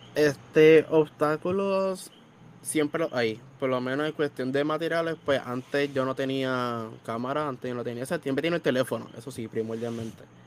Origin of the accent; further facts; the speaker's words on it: Bayamón, Puerto Rico; Yo soy de Bayamón. Exactamente vivo en Bayamón por completo